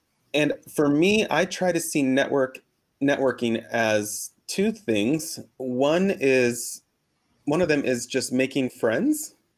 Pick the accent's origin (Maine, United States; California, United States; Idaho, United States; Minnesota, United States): Idaho, United States; Boise; also born or lived in Mexico / New York / Los Angeles; now in Portland, United States; I was raised in Boise, Idaho, and then moved to several different places in Mexico where my mom is from. But I've lived in New York, and I've lived in Los Angeles.